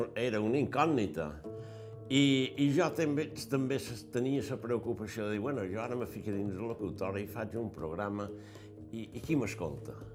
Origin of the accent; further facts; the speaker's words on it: Palma, Balearic Islands, Spain; Vaig néixer a Palma, de pare Cerverí, vaig néixer a Palma